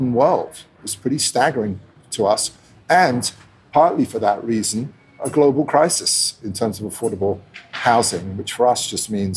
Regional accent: London, United Kingdom; also born or lived in Italy; I grew up in London, Italian guy, originally Italian parents, grew up in London back and forth, settled in at school

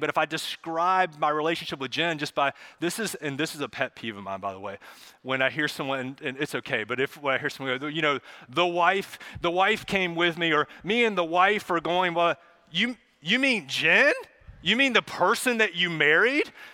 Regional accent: Charlotte, North Carolina, United States; my family, we, we grew up here in Charlotte

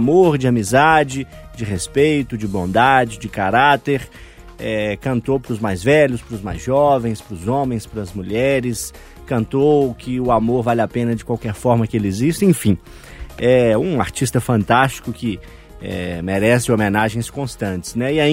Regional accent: Minas Gerais, Brazil; born there; parte muito bonita para nós, nascidos aqui em Minas, orgulhosos que somos do nosso estado, né?

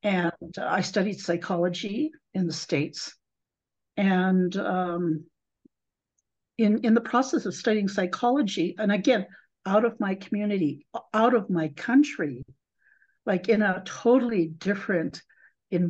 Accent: Calgary, Alberta, Canada; also born or lived in Sioux Valley, Manitoba; I've grown up going to school in the city of Calgary

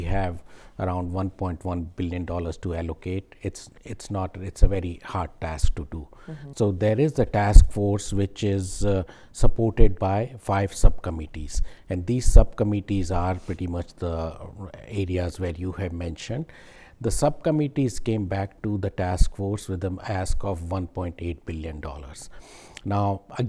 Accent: India; also born or lived in Texas; now in Dallas, United States; I was born in India, but I was made in Texas

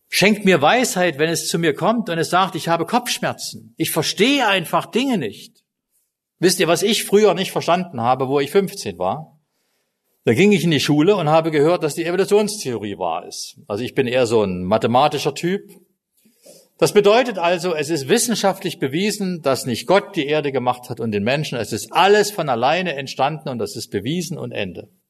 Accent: East Germany, Germany; also ich bin im Osten groß geworden, also in Ostdeutschland, nicht in Kasachstan.

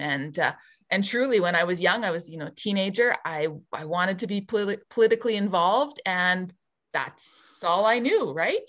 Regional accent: Barrhead, Alberta, Canada; moved away as an adult; now in Edmonton, Canada; I grew up in Barhead, born and raised, um, did all my K to twelve education there

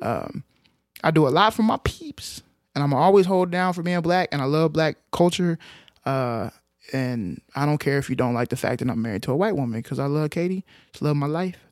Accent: Arlington, Texas, United States; I grew up in Arlington, Texas

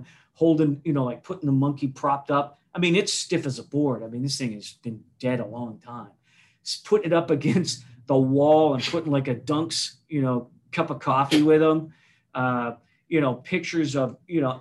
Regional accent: Weymouth, Massachusetts, United States; I was born in South Weymouth, down there by the Cape

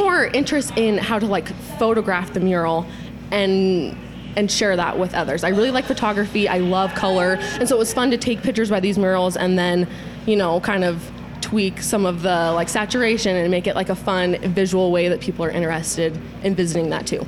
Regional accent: Utah, United States; Born and raised in Utah, love it here

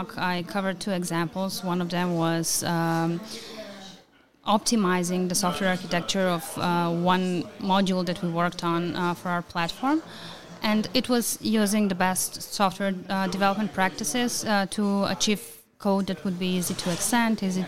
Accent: North Macedonia; I come from Macedonia

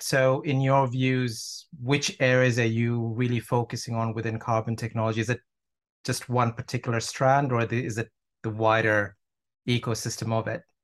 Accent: Toronto, Ontario, Canada; now in United Kingdom; I'm actually from, from Toronto

